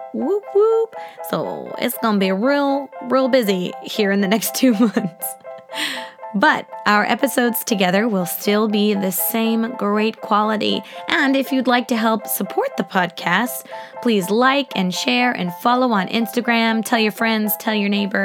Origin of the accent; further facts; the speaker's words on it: Kansas, United States; I was born in Kansas.